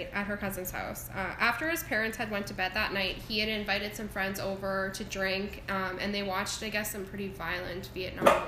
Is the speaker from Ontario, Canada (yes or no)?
no; Airdrie, Alberta, Canada; I grew up in Airdrie as well